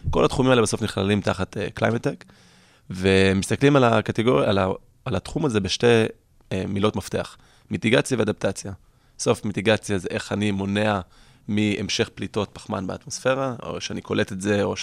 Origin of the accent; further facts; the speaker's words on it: California, United States; קליפורניה היא חלוצה בתחום. לצערי, הייתי אומר אפילו 30 שנה קדימה מישראל בהרבה תחומים, אם זה שאני איפה שגדלתי, שמפרידים פסולת, ומי שלא מקבל דוח במקום.